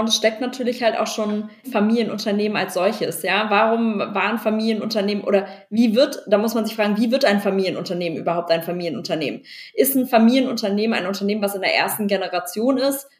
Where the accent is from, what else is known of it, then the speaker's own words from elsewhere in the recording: Berlin, Germany; also born or lived in Cologne; ich komme aus Berlin, komme aus einer Unternehmerfamilie